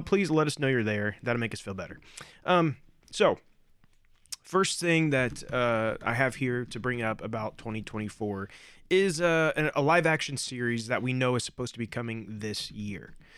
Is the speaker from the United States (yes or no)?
yes; Indiana, United States; we are from Indiana